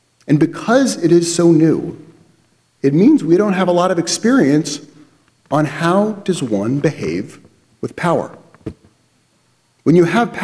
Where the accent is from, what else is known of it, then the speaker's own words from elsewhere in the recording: United States; We view ourselves as Americans. As an American, I have rights